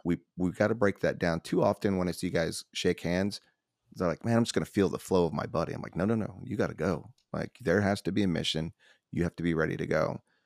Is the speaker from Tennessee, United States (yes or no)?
yes; Nashville, Tennessee, United States; I'm from Nashville